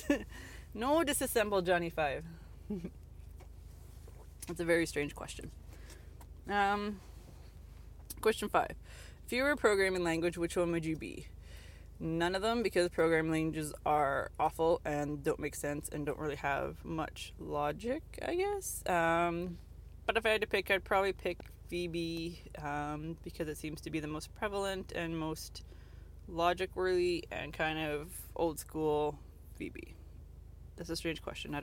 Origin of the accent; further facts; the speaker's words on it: Canada; I'm Canadian